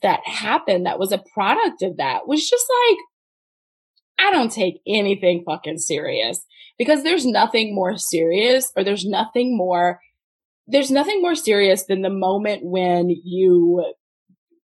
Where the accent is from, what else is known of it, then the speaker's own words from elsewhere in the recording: the Bible Belt, Southern United States, United States; I grew up in the Bible Belt